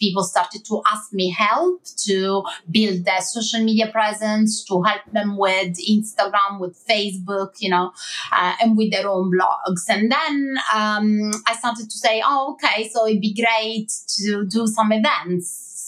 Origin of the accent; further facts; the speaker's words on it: Milan, Lombardy, Italy; English is a second language; moved away as an adult; now in London, United Kingdom; I moved to London, so from Milan to London.